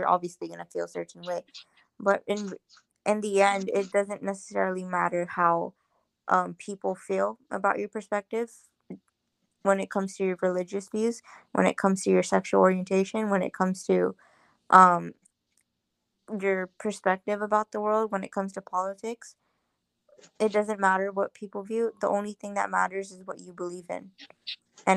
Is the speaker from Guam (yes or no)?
yes; Guam; growing up in Chamorro culture